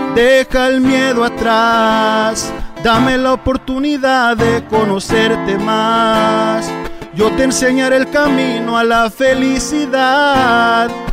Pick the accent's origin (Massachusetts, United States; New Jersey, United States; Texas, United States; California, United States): California, United States; Orange County; yo soy nacido aquí en Orange County, pero mi papá es de Tepa y mamá es de Talpa de en Jalisco.